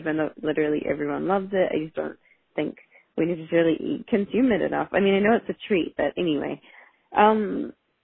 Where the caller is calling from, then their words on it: New Zealand; I am calling you from New Zealand.